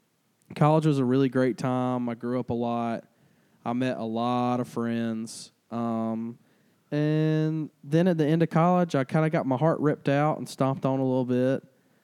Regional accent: Arlington, Georgia, United States; also born or lived in Albany, Georgia; I was born in Albany, Georgia, raised in Arlington, Georgia

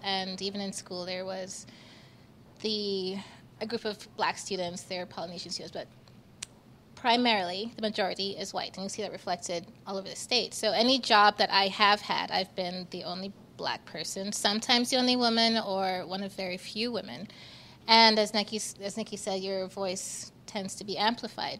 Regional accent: Jamaica; now in Utah, United States; in my time here in Utah, but I'm from Jamaica.

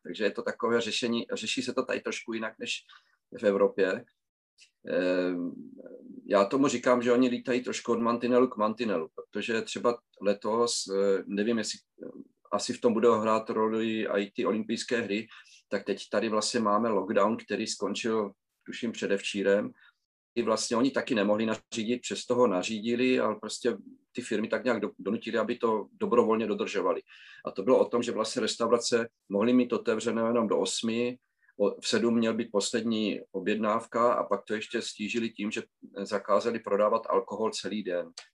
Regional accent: Znojmo, South Moravian Region, Czechia; moved away as an adult; now in Japan; jsem vlastně z Moravy, ze Znojma

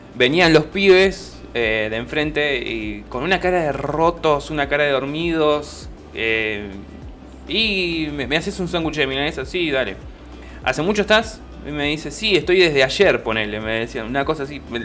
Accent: Alejandro Korn, Buenos Aires, Argentina; todos los que somos de Alejandro Corp

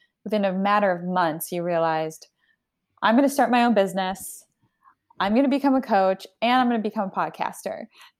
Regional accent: Canada; also born or lived in Argentina / United States; So I'm Argentinian. I was born in Argentina. I grew up in Canada and the US, and I moved around a lot.

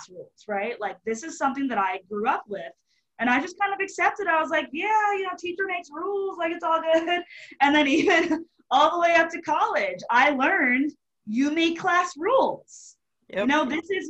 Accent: Marlton, New Jersey, United States; moved away as an adult; also born or lived in Charleston, South Carolina; I grew up in Marlton, New Jersey, which is a suburb of Philadelphia

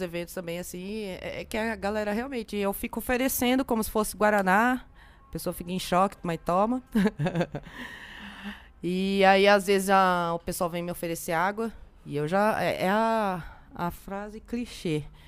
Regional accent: São José dos Campos, São Paulo, Brazil; Eu sou de São José dos Campos

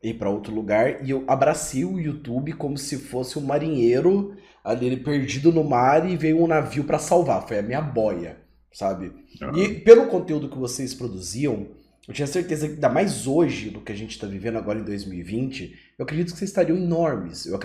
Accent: Goiânia, Goiás, Brazil; sou de Goiânia

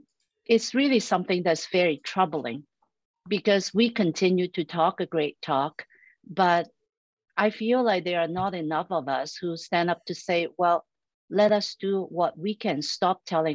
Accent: Canada; as a Canadian

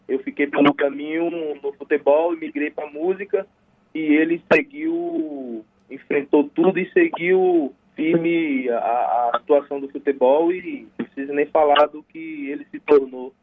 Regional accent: Juazeiro, Bahia, Brazil; a gente é de Juazeiro, mas a gente nasceu e foi criado em um lugar chamado Salitre, que é distrito aqui da cidade de Juazeiro.

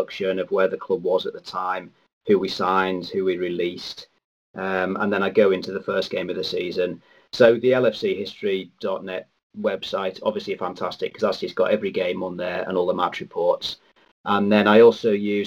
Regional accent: Cumbria, North West England, United Kingdom; I'm from Cumbria, and I went to a little primary school

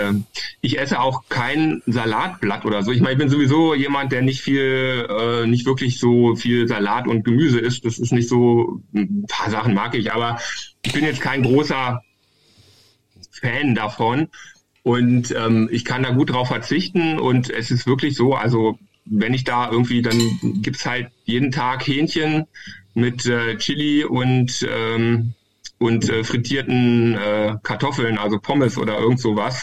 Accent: Hildesheim, Lower Saxony, Germany; ich bin ja aus Hildesheim

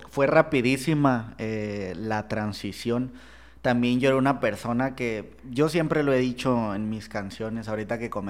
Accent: Monterrey, Nuevo León, Mexico; Soy de Monterrey, soy de Monterrey.

